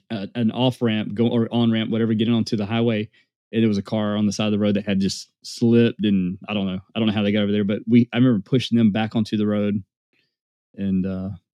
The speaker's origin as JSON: {"language": "English", "region": "Alabama", "country": "United States", "said": "we're from Alabama"}